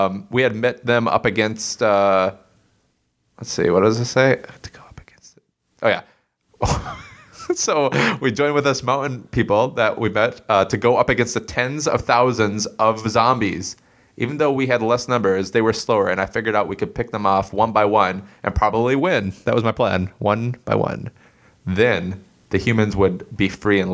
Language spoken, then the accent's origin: English; Circle Pines, Minnesota, United States; my hometown, Circle Pines